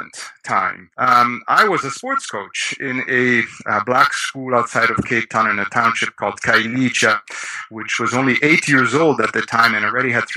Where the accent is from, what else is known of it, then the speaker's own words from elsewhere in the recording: Rome, Lazio, Italy; I was born in Rome, Italy, and grew up there